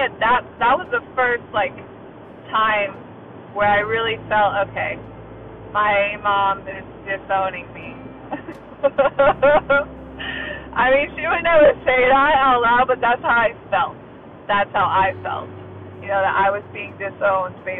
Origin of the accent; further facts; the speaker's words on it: Gainesville, Florida, United States; also born or lived in Los Angeles, California / Rhode Island; I'm originally from Los Angeles, but we moved when I was little, and then we moved to Rhode Island for 1 year and then to Gainesville, Florida. So from third grade onward, I was in Gainesville, Florida